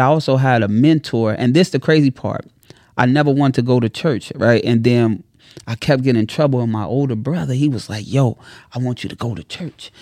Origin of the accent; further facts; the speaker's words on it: Chicago, Illinois, United States; I'm from Chicago